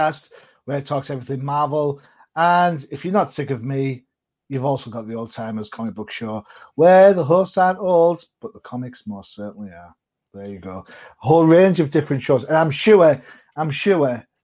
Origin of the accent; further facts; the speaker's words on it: United Kingdom; being a Brit